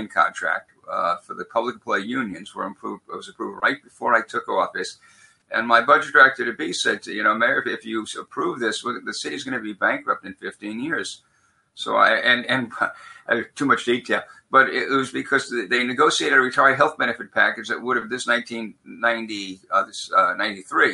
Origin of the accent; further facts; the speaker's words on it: New York City, New York, United States; moved away as an adult; now in Minnesota, United States; When I grew up in Brooklyn, New York, I never met either a Republican or a Lutheran until I went to college.